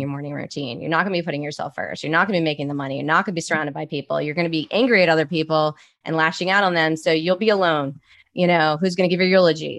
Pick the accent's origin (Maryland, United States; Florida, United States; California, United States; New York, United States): Maryland, United States; Baltimore; now in Arizona, United States; I'm from Baltimore